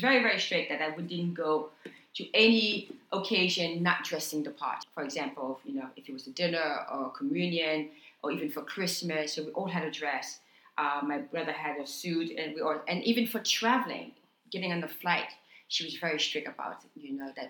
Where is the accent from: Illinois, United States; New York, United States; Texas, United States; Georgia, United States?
New York, United States; also born or lived in Haiti; I was born in Haiti, grew up in New York, came to America at the age of six or seven